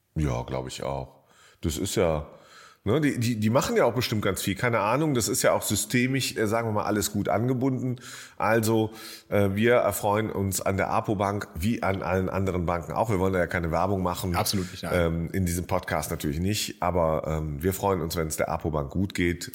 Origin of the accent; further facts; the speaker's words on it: Jülich, North Rhine-Westphalia, Germany; now in Berlin, Germany; in meiner alten Heimatstadt Jülich